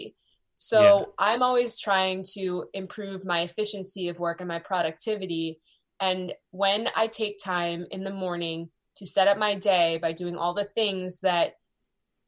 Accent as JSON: {"language": "English", "town": "Beverly", "region": "Massachusetts", "country": "United States", "tie": "born or raised there", "said": "I grew up in Beverly, Massachusetts"}